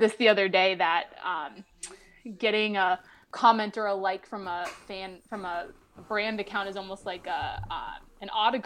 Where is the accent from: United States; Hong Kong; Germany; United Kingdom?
United States; Minnesota; moved away as an adult; also born or lived in Florida; Living in Minnesota my whole life